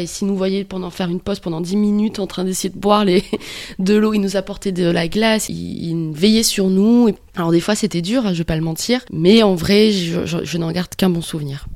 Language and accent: French; New Caledonia; moved away as an adult; also born or lived in France; now in Australia; Je viens de Nouvelle-Calédonie et euh, à l'âge de 21 ans, je suis allée vivre en France pour euh, faire des études